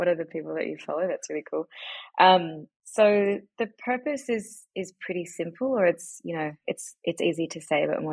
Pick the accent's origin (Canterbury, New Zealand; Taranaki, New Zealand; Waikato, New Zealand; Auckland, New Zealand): Auckland, New Zealand; moved away as an adult; also born or lived in New York / London / Byron Bay; now in Melbourne, Australia; I was born in New Zealand. Mm. So my parents had just immigrated